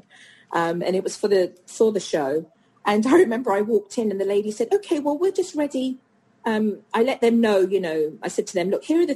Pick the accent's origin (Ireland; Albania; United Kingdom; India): United Kingdom; now in United States; as a Brit